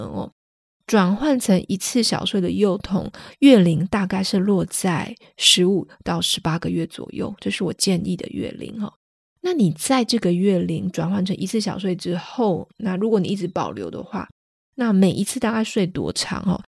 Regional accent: Taiwan; moved away as an adult; 毕竟我是台湾人，我从小都在台湾长大哦

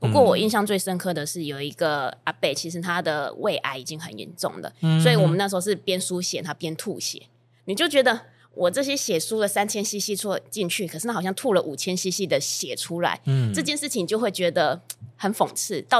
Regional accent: Kaohsiung, Taiwan; moved away as an adult; also born or lived in Taipei; now in Chiayi, Taiwan; 我是高雄人。然后高雄毕业之后，我就上台北工作。

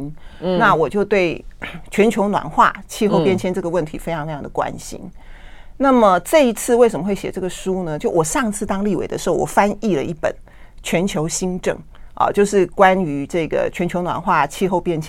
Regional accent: Tainan, Taiwan; 我小时候也是在台南长大的，

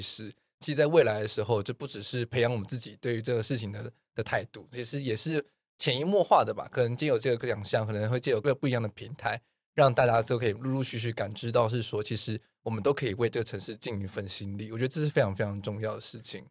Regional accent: Taiwan; 我们台湾人

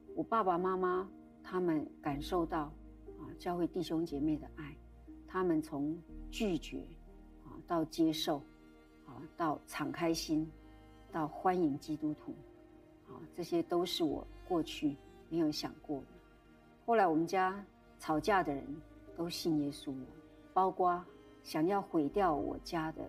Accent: Yunlin County, Taiwan; moved away; 我生在云林，我原生家庭也在云林。

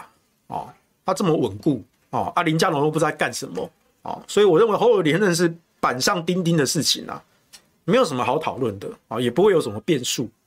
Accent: Taichung, Taiwan; 我台东，我台中人啊啊。

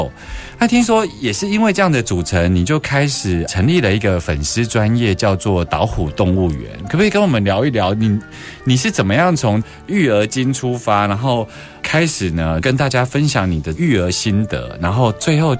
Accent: Taiwan; 在我们台湾

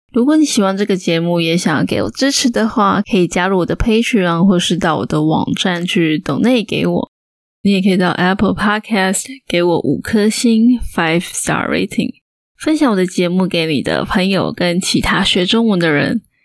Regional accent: Taiwan; 大部分的台湾人其实就是跟我妹一样

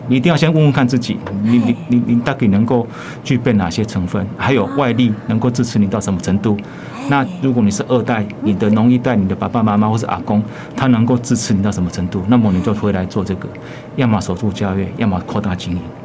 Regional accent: Xuejia, Tainan, Taiwan; moved away as an adult; 从小在这边长大

